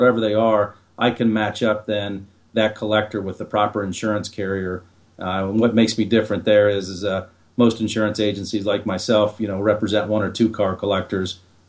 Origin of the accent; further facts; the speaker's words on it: Ohio, United States; I grew up in Central Ohio and there's some beautiful rolling hills there